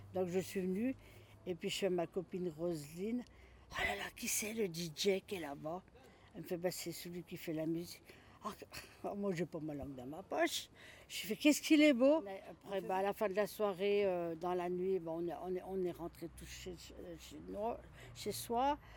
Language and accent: French; Lyon, Auvergne-Rhône-Alpes, France; moved away as an adult; also born or lived in Vergoin, Lyon; je suis de la Croix-Rousse. Et eh ben, à la MJC de la Croix-Rousse, rue Gratalou, on jouait à la babasse, on jouait au baby-foot